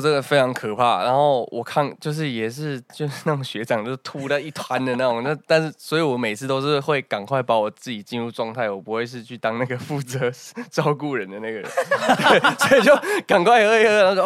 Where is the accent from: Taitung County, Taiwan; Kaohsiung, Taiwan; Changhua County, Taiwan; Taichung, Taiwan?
Taichung, Taiwan; 我台中北屯。